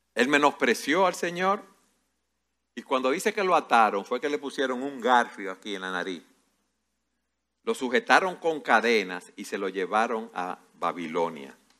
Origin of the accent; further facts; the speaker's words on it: Dominican Republic; como buen dominicano